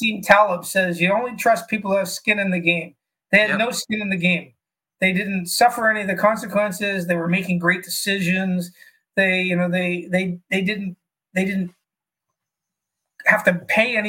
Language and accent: English; Toronto, Ontario, Canada; moved away as an adult; now in Australia; I grew up in a sort of lower middle class family in Toronto